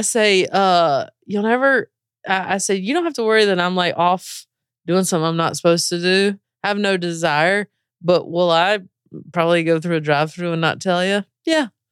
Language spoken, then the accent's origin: English; North Carolina, United States; moved away as an adult; also born or lived in Spain; I'm from the South. I, I, you know, grew up in very conservative areas, very r, red states all around me and in North Carolina